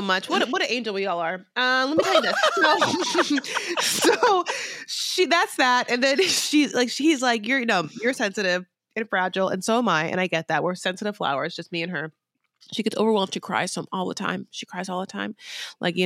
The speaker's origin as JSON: {"language": "English", "country": "United States", "said": "I'm American"}